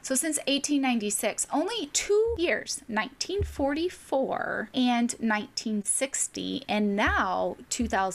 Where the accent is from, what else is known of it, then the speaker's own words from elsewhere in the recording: Arkansas, United States; moved away; I grew up in Arkansas, which borders Oklahoma.